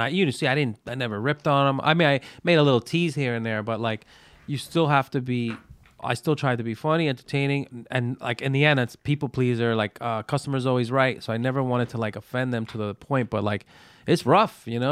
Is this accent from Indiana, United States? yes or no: no; New York City, New York, United States; I'm from Brooklyn. Like, I was born and raised in Brooklyn.